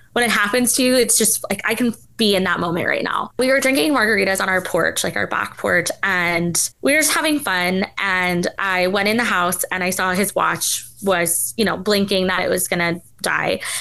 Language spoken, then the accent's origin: English; New York City, New York, United States; moved away as an adult; also born or lived in the South (US); I said I was from New York City